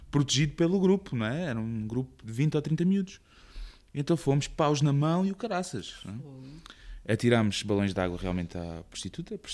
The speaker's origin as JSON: {"language": "Portuguese", "country": "Portugal", "tie": "born or raised there", "said": "Um, no Carnaval, perto da minha, da minha, da minha zona, onde eu cresci, hum. havia, era mesmo nos limites da, da, da, cidade, então havia a Estrada Nacional uh, para o Alentejo."}